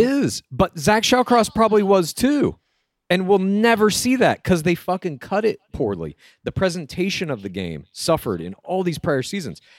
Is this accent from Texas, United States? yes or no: yes; Dallas, Texas, United States; I grew up in Dallas.